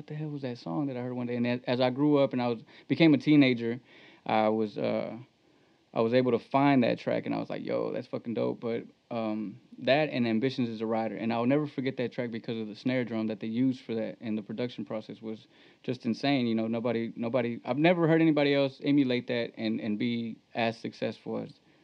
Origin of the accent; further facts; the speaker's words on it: Hempstead, Texas, United States; also born or lived in Temple, Texas / Belton, Texas; I was born in Temple, Texas. I grew up in Central Texas in Belton. And then when I was younger, I was still in elementary when we moved over to Hempstead. So I went to school, elementary in Hempstead, and high school, graduated in Hempstead